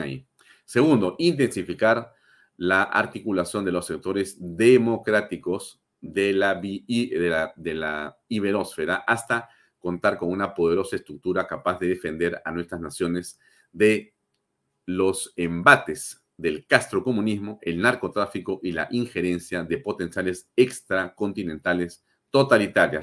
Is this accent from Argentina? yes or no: no; Peru; nuestra patria